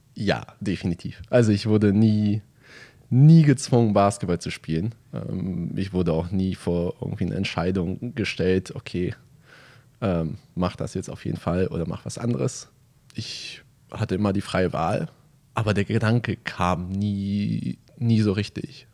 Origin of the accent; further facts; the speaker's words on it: Hamburg, Germany; moved away as an adult; now in Bremerhaven, Germany; Hamburg, also meine Heimatstadt